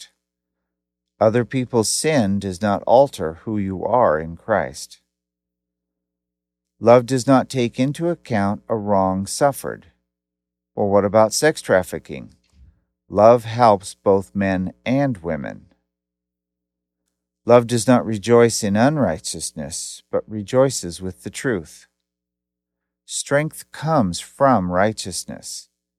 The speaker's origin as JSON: {"language": "English", "town": "Portland", "region": "Oregon", "country": "United States", "tie": "born or raised there", "said": "I grew up in Portland, Oregon"}